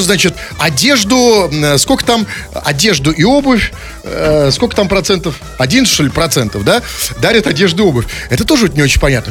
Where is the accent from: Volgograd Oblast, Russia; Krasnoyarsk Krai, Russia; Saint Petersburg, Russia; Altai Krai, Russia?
Saint Petersburg, Russia; мы здесь выросли среди парадных